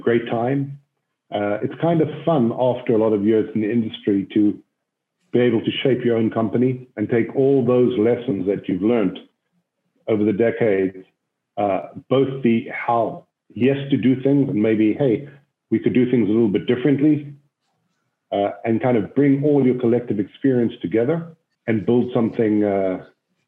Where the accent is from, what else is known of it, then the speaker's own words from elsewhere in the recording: Cape Town, Western Cape, South Africa; moved away as an adult; also born or lived in Israel; I grew up in South Africa, in Cape Town, South Africa